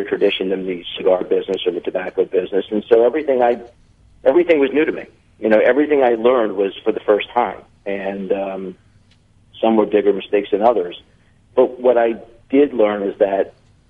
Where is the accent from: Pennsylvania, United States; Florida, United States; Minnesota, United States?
Florida, United States; born and raised in Florida